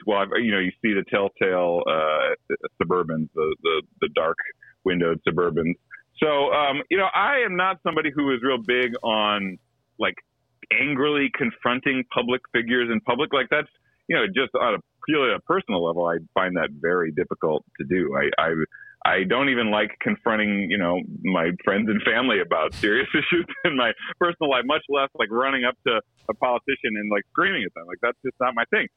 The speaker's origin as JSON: {"language": "English", "region": "Midwest", "country": "United States", "said": "I'm from the Midwest. You know, I got that Midwestern cheapness to me."}